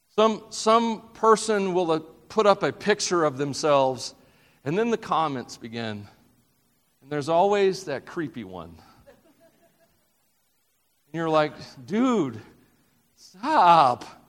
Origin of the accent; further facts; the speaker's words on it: the South, United States; I'm from the South